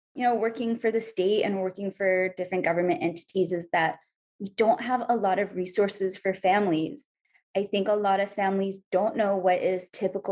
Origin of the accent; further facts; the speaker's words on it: India; now in Hawaii, United States; I'm Indian.